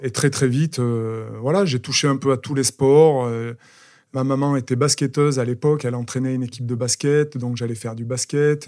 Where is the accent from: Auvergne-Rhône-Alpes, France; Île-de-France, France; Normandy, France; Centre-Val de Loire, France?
Auvergne-Rhône-Alpes, France; Aurillac; je suis un petit garçon de d'Aurillac. Je suis né à Aurillac, dans le Cantal